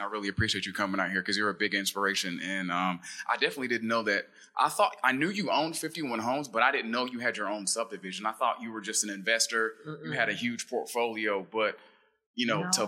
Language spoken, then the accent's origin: English; Columbia, South Carolina, United States; now in Atlanta, United States; I'm originally from Columbia, South Carolina. I live here in Atlanta, Georgia. I'm a transplant